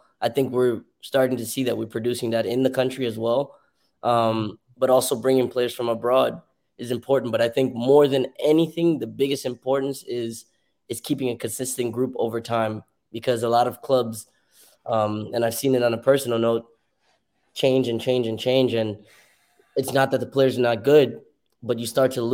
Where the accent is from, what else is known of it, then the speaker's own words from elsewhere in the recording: Miami, Florida, United States; moved away as an adult; also born or lived in New York; now in Nashville, United States; I moved to Miami from New York. I was 9 years old, and I started at West Kendall Soccer.